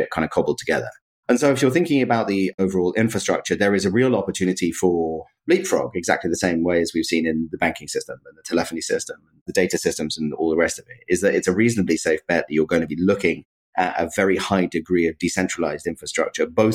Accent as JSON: {"language": "English", "region": "London", "country": "United Kingdom", "said": "I'm from London."}